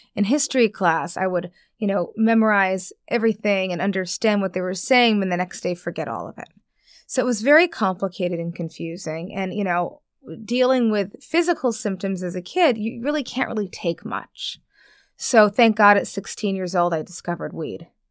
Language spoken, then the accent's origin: English; New York, United States; moved away as an adult; now in Los Angeles, United States; I live in Los Angeles now, born and raised in New York